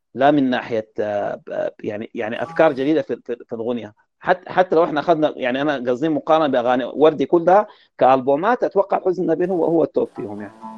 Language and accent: Arabic; Sudan; عندنا في السودان